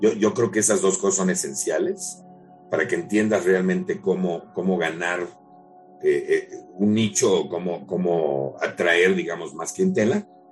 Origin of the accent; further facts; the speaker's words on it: Mexico; somos increíblemente creativos como mexicanos